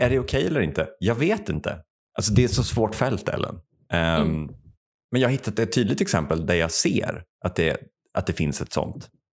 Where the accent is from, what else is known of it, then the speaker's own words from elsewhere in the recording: Värmland, Sweden; Jag växte upp i Värmland